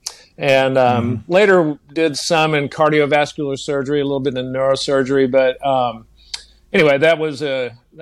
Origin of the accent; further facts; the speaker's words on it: Amarillo, Texas, United States; moved away as an adult; also born or lived in Jacksonville, Florida; now in Orlando, United States; Originally from Amarillo, Texas, which is in the northern panhandle of Texas